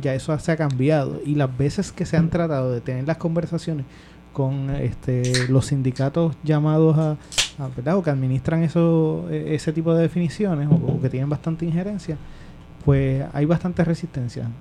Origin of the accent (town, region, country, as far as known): Puerto Rico